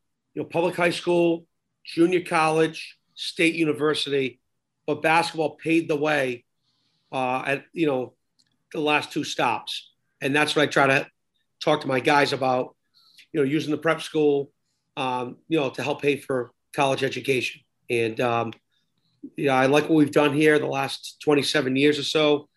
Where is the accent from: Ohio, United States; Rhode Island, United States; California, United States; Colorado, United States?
Rhode Island, United States; Providence; accent: New England; also born or lived in Smithfield, Rhode Island; I was born in Providence, and like everyone else, lived around Providence. Everyone else in Rhode Island, because we're only 70 by 70, I've lived around Providence my whole life.